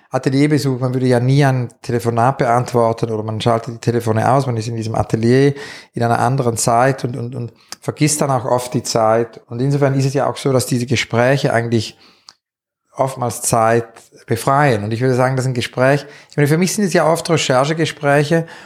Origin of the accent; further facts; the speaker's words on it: Zurich, Switzerland; born there; ich bin eigentlich im Mai 68 geboren in Zürich